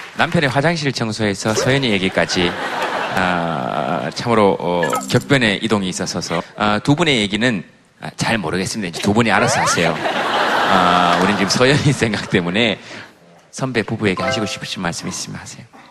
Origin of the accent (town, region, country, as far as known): Daegu, South Korea; moved away